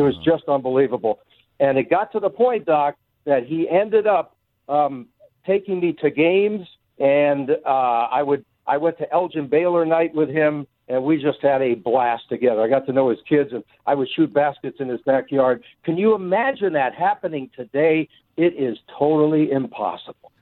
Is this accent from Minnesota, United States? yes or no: no; Culver City, California, United States; also born or lived in Los Angeles; I grew up in Culver City